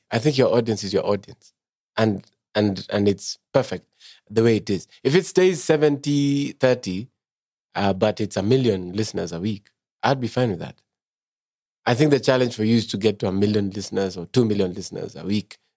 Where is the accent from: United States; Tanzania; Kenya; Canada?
Kenya; I'm a Kenyan. I want more Kenyans to listen to me.